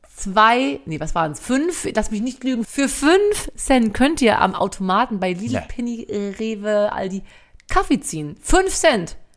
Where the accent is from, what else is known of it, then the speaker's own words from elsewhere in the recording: western Germany, Germany; obwohl ich aus dem Westen komme, ich bin im Westen groß geworden